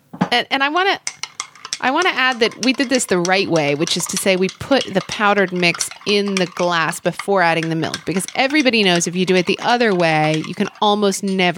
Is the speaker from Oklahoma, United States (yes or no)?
yes; Oklahoma, United States; moved away; When I was growing up in Oklahoma